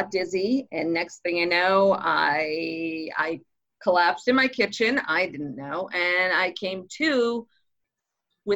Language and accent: English; Boston, Massachusetts, United States; moved away; I'm originally from Boston